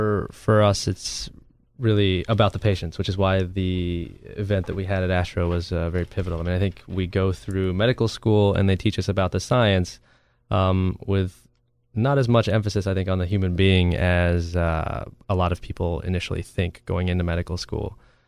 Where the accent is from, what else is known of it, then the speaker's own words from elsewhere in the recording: Florida panhandle, United States; I'm originally from the panhandle of Florida, the part that none of y'all have ever really heard about.